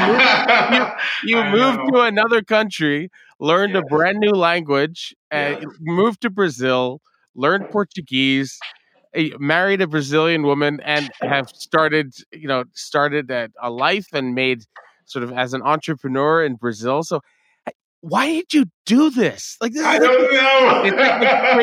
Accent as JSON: {"language": "English", "town": "Montreal", "region": "Quebec", "country": "Canada", "tie": "born or raised there", "said": "the working class neighborhood that I grew up in Verdun"}